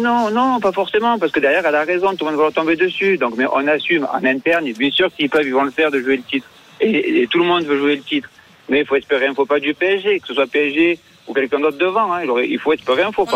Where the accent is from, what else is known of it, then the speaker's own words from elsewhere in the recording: Marseille, Provence-Alpes-Côte d'Azur, France; je suis marseillais